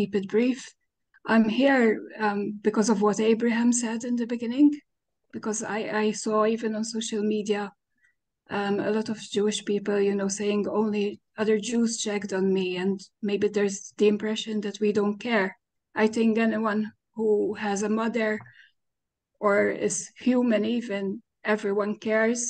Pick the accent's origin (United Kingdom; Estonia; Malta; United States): Malta; I'm Maltese. I'm from Malta.